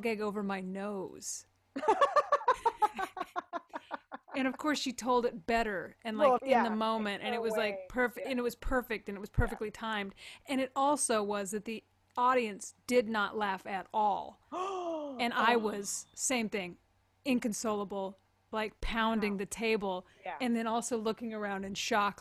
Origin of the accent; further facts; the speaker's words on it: United States; also born or lived in Kansas / Texas; I went to public school in Kansas and Texas.